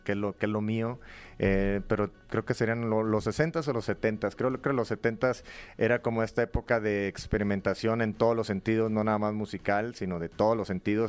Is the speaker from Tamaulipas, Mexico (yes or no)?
yes; Matamoros, Tamaulipas, Mexico; moved away; also born or lived in Monterrey; de, donde soy yo, de, de Matamoros, viví en Monterrey también